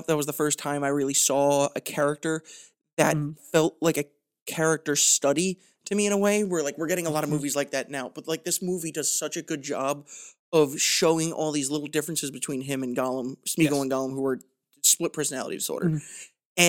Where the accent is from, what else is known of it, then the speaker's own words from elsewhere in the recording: Ireland; And also just, like, the fact that I'm Irish, like, drink... I like to relax.